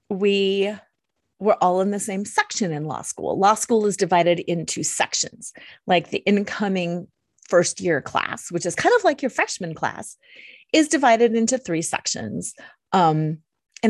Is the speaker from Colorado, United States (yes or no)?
yes; Colorado, United States; I'm from Colorado